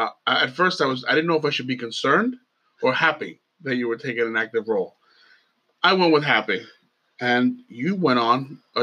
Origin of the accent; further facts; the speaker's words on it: Long Island, New York, United States; also born or lived in Queens; I grew up on Long Island.